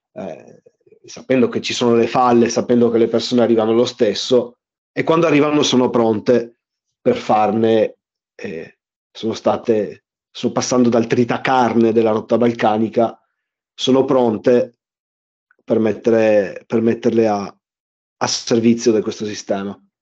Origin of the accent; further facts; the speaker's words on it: Verona, Veneto, Italy; col gruppo scout del quartiere dove vivono i miei genitori, nel quale io sono cresciuto a Verona